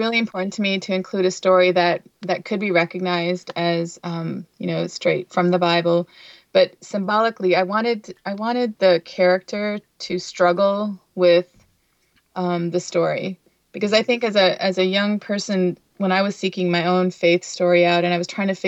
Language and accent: English; Windsor, Ontario, Canada; also born or lived in Chicago / Long Island, New York; now in New York, United States; where I grew up in Windsor, Ontario, was very diverse